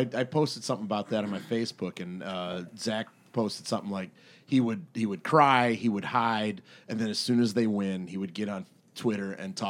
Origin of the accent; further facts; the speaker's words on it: Detroit, Michigan, United States; growing up in the Detroit area